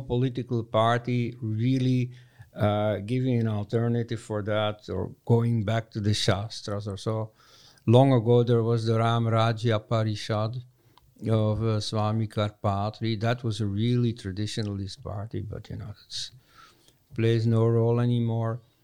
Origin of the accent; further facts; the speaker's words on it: Leuven, Flanders, Belgium; my hometown, Leuven, Belgium